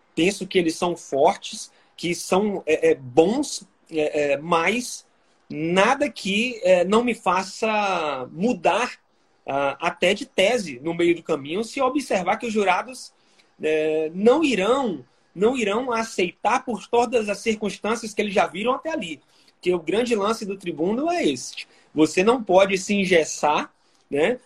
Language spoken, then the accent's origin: Portuguese; Salvador, Bahia, Brazil; eu sou natural de Salvador, na Bahia.